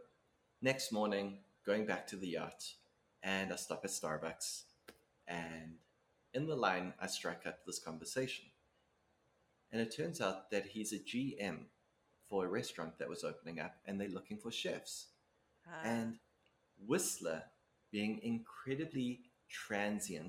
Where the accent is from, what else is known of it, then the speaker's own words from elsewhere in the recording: South Africa; moved away as an adult; now in Canada; growing up in South Africa